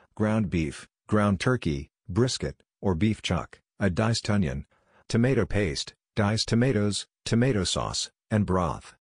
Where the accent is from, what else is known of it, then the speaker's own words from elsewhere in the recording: Saint Paul, Minnesota, United States; Seeing as I grew up in the Midwest in Saint Paul, Minnesota